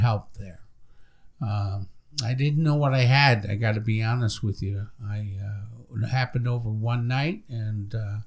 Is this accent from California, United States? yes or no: no; Long Island, New York, United States; moved away; I'm from New York originally